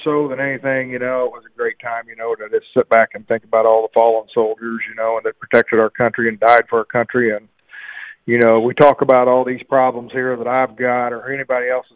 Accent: Pleasant Hill, Illinois, United States; my hometown of Pleasant Hill

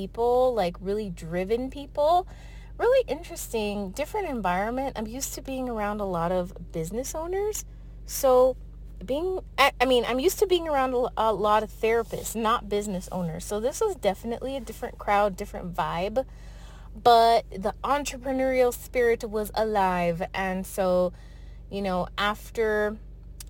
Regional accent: El Paso, Texas, United States; I'm from El Paso, Texas.

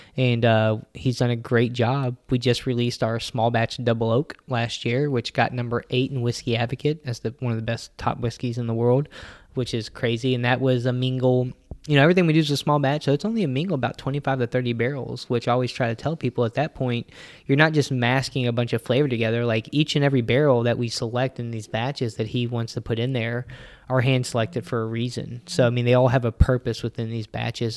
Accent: Louisville, Kentucky, United States; me and Nick were city boys. We grew up here in Louisville, Kentucky.

